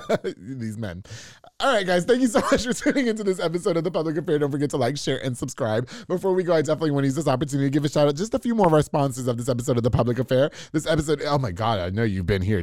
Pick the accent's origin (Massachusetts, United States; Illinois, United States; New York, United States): New York, United States; moved away; also born or lived in Florida; I'm from New York